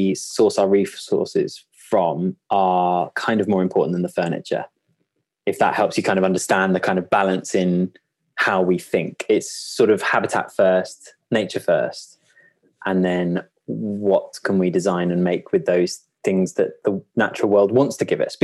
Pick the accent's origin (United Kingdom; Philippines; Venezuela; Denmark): United Kingdom; Kent, North Downs, South East England; I grew up in a very rural environment. I grew up in Kent, in the North Downs.